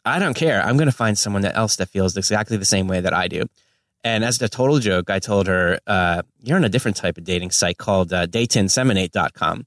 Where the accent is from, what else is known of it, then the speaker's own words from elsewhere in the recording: Northern New Jersey, United States; also born or lived in New York; now in Los Angeles, United States; I was born on the East Coast in Northern New Jersey, but I've been living in LA for 20 years